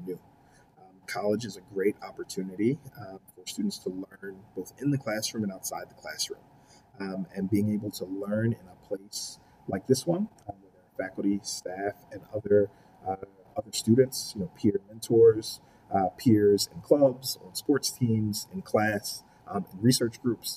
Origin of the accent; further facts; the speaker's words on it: Philadelphia, Pennsylvania, United States; moved away as an adult; now in Buffalo, United States; growing up in Philly